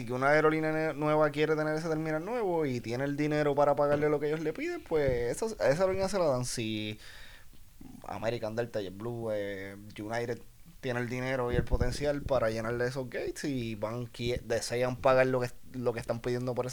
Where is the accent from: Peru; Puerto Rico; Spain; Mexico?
Puerto Rico; como nosotros somos una isla caribeña